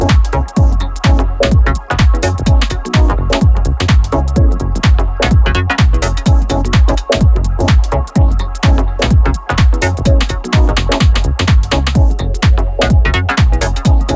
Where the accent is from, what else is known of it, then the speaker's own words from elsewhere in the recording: Banja Luka, Republika Srpska, Bosnia & Herzegovina; One Roof in my hometown Banja Luka